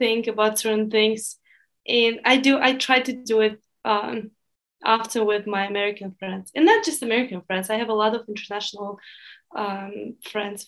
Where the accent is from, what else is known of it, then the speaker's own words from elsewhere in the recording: Russia; English is a second language; moved away as an adult; now in United States; I do have a little Russian community and a Russian circle